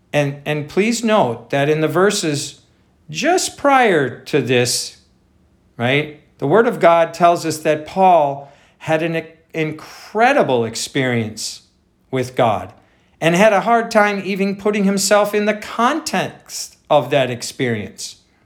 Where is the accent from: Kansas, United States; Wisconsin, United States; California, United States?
Wisconsin, United States; I grew up in Wisconsin